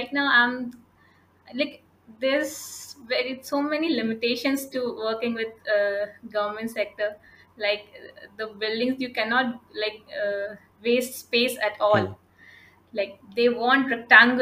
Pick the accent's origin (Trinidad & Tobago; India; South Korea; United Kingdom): India; I'm from India.